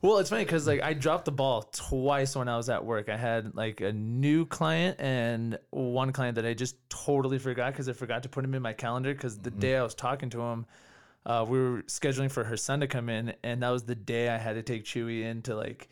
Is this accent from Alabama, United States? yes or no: no; California, United States; moved away as an adult; now in Denver, United States; I grew up in California, then I moved to Colorado six years ago